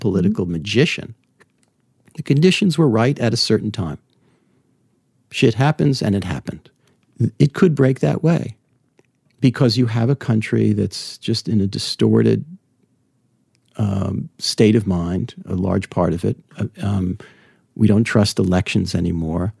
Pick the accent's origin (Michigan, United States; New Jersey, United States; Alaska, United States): New Jersey, United States; now in New York, United States; I grew up in New Jersey